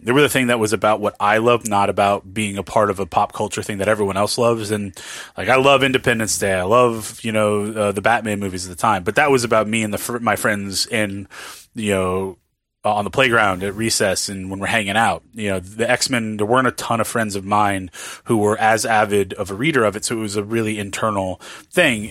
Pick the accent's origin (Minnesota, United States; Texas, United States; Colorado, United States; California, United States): California, United States; Southern; also born or lived in New Orleans, Louisiana; I was born in New Orleans, but I was raised in, in Southern California.